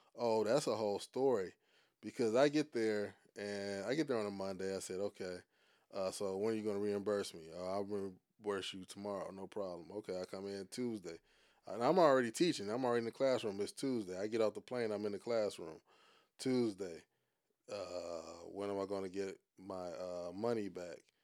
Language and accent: English; Cleveland, Ohio, United States; moved away as an adult; also born or lived in Saudi Arabia / South Korea; I'm from Cleveland